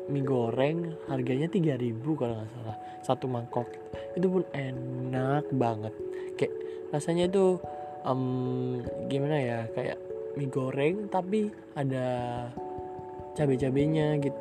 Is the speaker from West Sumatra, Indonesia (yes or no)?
no; Bekasi, West Java, Indonesia; Aku lahir di mana? Lahirnya di Bekasi tanggal 23 November 2004.